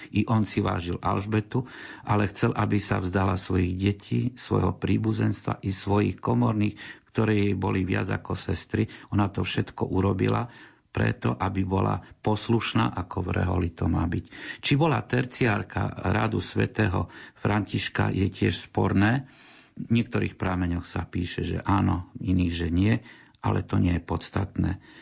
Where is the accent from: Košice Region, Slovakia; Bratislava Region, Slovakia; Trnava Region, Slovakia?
Košice Region, Slovakia; Košice; my sme tu Košičania, ja som odtiaľ z Košic